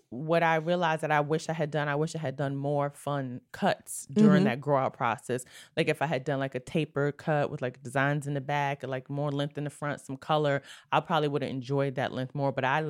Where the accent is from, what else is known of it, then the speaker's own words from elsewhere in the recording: New York City, New York, United States; Brooklyn, New York. Born and raised.